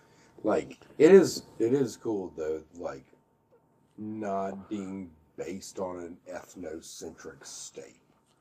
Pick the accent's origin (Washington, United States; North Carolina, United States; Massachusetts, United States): North Carolina, United States; Burlington; I also had like friends that I grew up with in North Carolina that were just country as fuck.